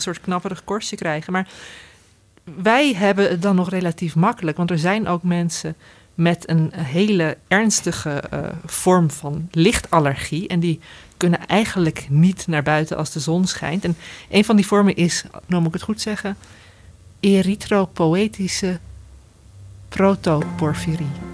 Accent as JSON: {"language": "Dutch", "area": "Veluwe", "region": "Gelderland", "country": "Netherlands", "said": "we komen van de Veluwe"}